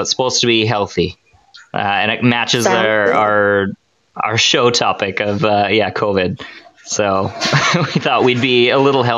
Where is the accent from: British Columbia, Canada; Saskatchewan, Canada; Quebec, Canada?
British Columbia, Canada; So we're from British Columbia, Canada.